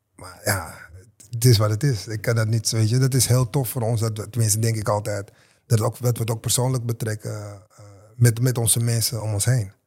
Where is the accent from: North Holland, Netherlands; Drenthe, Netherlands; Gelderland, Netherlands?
North Holland, Netherlands; Amsterdam; mijn buurt waar ik vandaan kom, Westerpark.